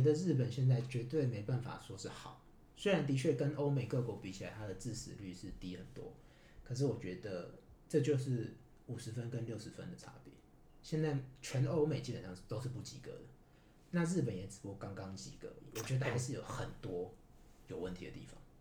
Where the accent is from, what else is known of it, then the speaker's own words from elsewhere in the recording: Taiwan; moved away as an adult; now in Japan; 我们台湾人